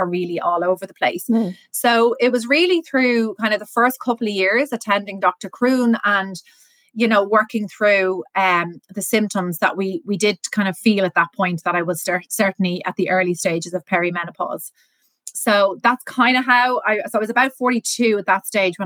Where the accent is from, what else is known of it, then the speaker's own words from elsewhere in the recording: Ireland; also born or lived in Dublin; I'm based in Dublin, born and raised in Ireland.